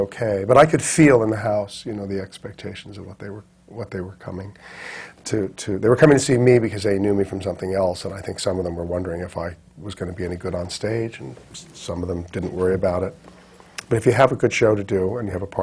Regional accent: New York, United States; I grew up in New York working in the theater from the time I was a child actor

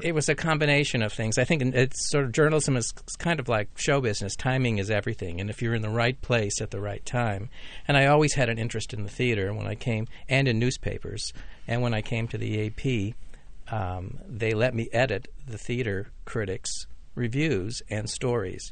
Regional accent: Laurel, Maryland, United States; I grew up in Laurel, Maryland

